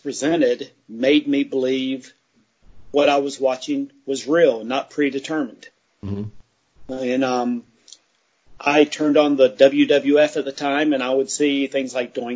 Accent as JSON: {"language": "English", "region": "Mid-Atlantic area", "country": "United States", "tie": "born or raised there", "lives_now": "Charlotte, United States", "said": "I grew up in the Mid-Atlantic area"}